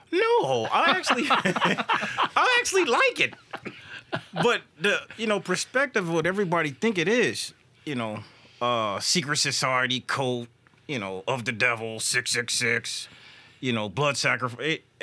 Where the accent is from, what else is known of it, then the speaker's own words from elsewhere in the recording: California, United States; moved away; I come from California